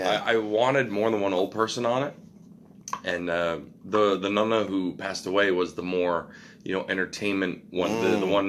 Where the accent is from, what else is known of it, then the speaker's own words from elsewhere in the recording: Richmond Hill, Ontario, Canada; also born or lived in Vaughan / Markham / Toronto; Born and raised in Richmond Hill, actually.